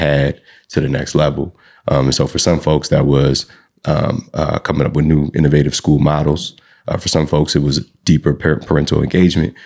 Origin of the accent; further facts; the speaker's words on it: Asbury Park, New Jersey, United States; moved away as an adult; also born or lived in Michigan / Sacramento; now in San Francisco, United States; I'm from originally from New Jersey